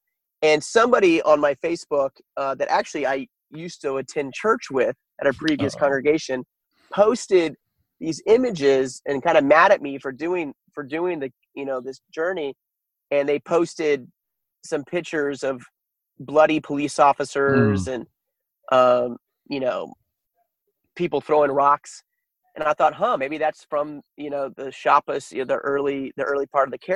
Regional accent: United States; I'm an American in a foreign land

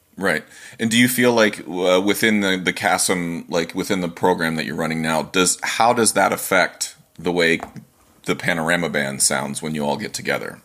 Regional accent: Ohio, United States; now in Manchester, United States; I grew up in Ohio

